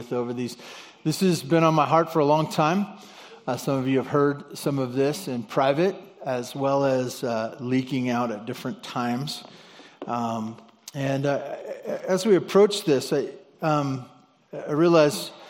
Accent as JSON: {"language": "English", "town": "Santa Barbara", "region": "California", "country": "United States", "tie": "born or raised there", "said": "my grandparents that I grew up with in Santa Barbara"}